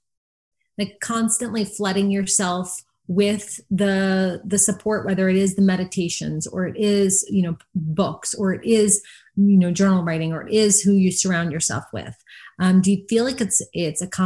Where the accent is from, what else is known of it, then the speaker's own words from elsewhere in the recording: New Jersey, United States; I'm from New Jersey